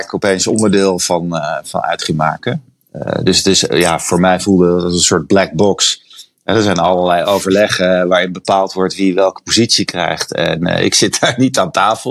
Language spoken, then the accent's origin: Dutch; The Hague, South Holland, Netherlands; moved away as an adult; also born or lived in Panama; now in San Francisco, United States; op het strand van Scheveningen waar ik vandaan kom.